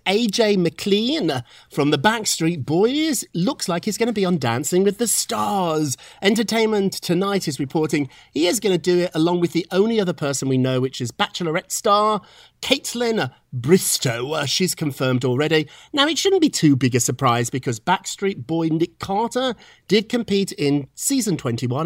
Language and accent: English; Birmingham, West Midlands, United Kingdom; now in New York City, United States; when I grew up in Birmingham, England, which was not London or Edinburgh, it was a down on its luck type of industrial town, I loved it.